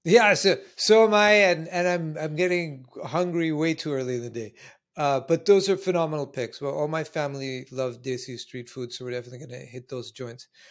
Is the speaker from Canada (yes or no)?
yes; Canada; now in New York, United States; I live in New York, but I'm originally Canadian.